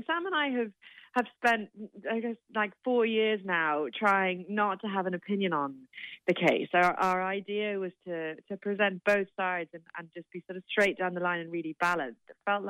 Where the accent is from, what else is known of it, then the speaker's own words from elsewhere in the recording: London, United Kingdom; So my parents, but then we grew up in London, but I still have cousins in Limerick.